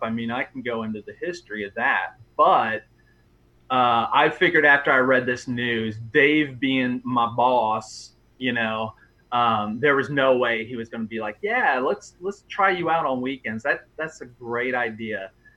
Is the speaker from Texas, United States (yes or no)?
no; Oxford, Ohio, United States; I grew up in Oxford, and um, 97X was just always there